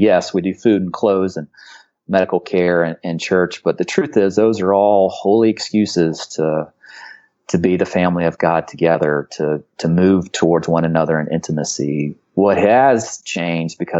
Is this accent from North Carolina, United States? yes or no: yes; Charlotte, North Carolina, United States; now in Asheville, United States; I grew up in Charlotte